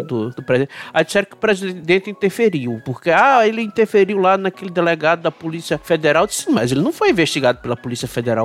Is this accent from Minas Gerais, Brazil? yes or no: no; Paraíba, Brazil; A minha terrinha foi a que deu um menor crescimento aqui no Nordeste